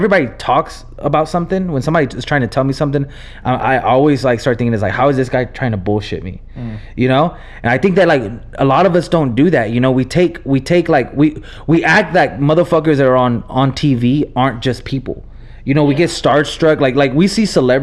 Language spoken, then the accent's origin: English; Texas, United States; born or raised there; English is a second language; also born or lived in Nebraska